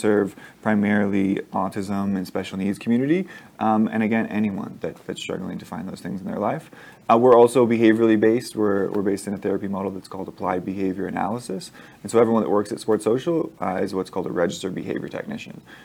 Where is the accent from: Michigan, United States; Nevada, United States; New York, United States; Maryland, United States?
Nevada, United States; Las Vegas; I'm born and raised in Las Vegas. Went to Durango High School